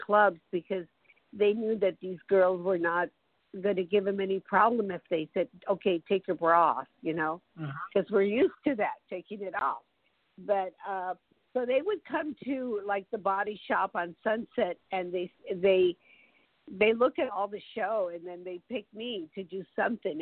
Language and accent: English; El Paso, Texas, United States; first language Spanish; English is a second language; moved away; also born or lived in Ciudad Juárez, Chihuahua, Mexico / California; I was raised in El Paso, Texas, but I was born in Juarez, Chihuahua